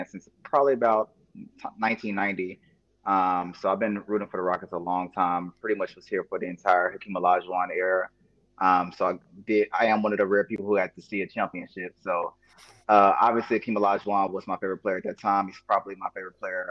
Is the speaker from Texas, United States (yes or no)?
yes; Houston, Texas, United States; I was born and raised in Houston